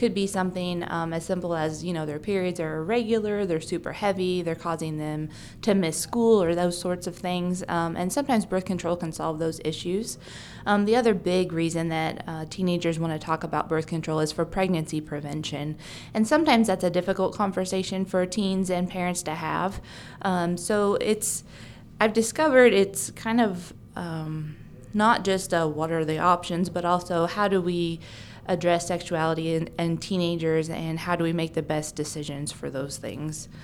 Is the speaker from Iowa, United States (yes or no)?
yes; Bedford, Iowa, United States; I grew up in Bedford Gravity area, so I am a local and was born at this hospital.